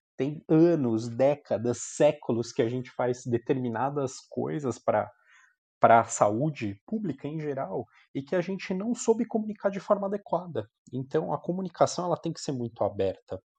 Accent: São Bernardo do Campo, São Paulo, Brazil; also born or lived in Marília; now in São Paulo, Brazil; sou de São Bernardo

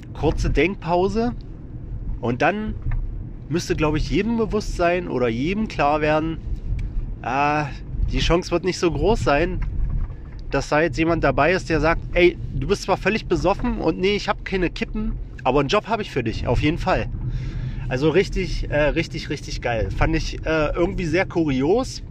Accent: Wittenberg, Saxony-Anhalt, Germany; in meiner Heimatstadt der Lutherstadt Wittenberg

